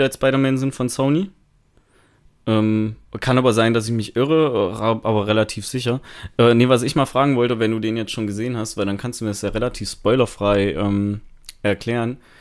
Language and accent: German; Thuringia, Germany; ich komme ja aus Thüringen